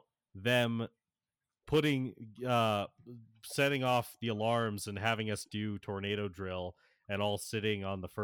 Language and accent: English; Florida, United States; I grew up in Florida